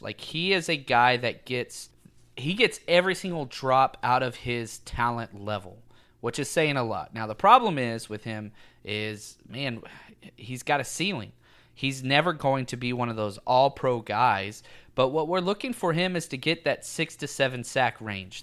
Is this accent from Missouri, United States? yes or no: no; Texas, United States; I was raised in Texas